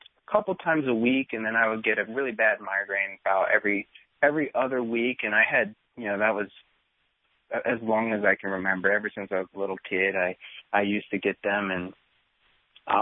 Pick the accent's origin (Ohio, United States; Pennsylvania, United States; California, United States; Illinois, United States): Pennsylvania, United States; moved away as an adult; also born or lived in Marietta, Georgia; I moved from Pennsylvania down to Marietta, Georgia to go undergrad